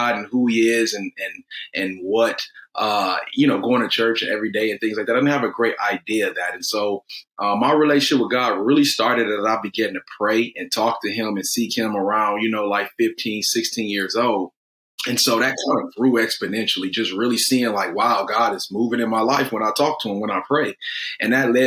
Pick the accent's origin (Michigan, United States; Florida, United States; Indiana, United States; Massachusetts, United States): Michigan, United States; Detroit; I'm from Detroit.